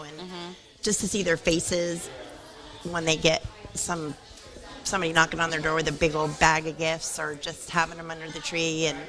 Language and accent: English; Sacramento, California, United States; I grew up in the Sacramento Children's Home on Sutterville Road.